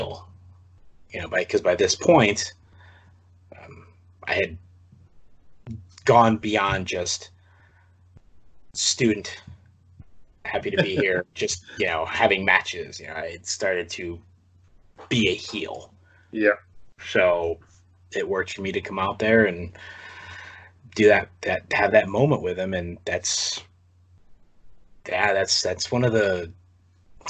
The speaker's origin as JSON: {"language": "English", "town": "East Lansing", "region": "Michigan", "country": "United States", "tie": "born or raised there", "also_born_or_lived": "Holt, Michigan", "moved": "yes", "said": "my hometown of East Lansing, Michigan, Holt, Michigan, that area."}